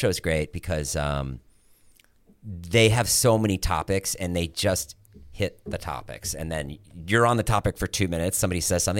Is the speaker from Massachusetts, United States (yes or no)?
yes; Boston, Massachusetts, United States; every guy I grew up with in Boston